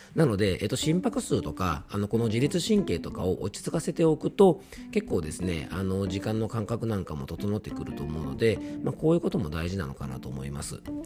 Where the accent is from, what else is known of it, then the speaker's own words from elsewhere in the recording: Fuefuki, Yamanashi, Japan; 地元の伊佐和温泉駅に来ておりまして